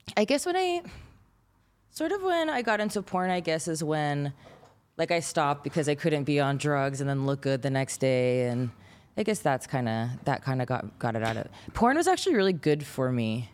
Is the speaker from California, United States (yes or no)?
yes; San Gabriel Valley, California, United States; also born or lived in Pasadena, California / Canada; I grew up in San Gabriel, Valley in California